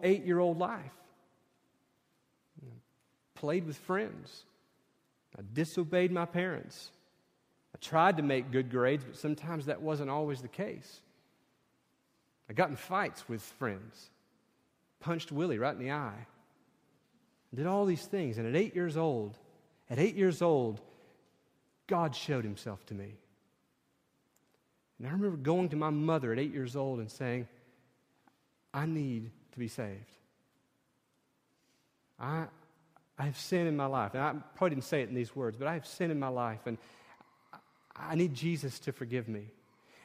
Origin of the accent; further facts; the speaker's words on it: Sevier County, Tennessee, United States; she's from my hometown